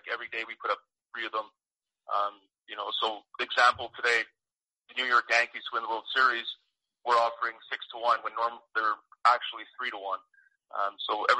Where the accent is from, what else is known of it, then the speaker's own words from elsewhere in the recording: Montreal, Quebec, Canada; I'm from Montreal, so we're kind of bred to hate the Leafs and the Bruins